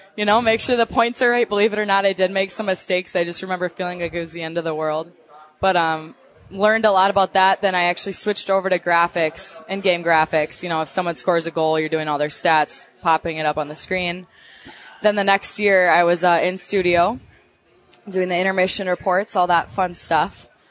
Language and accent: English; Minnesota, United States; accent: Minnesota; my Minnesota accent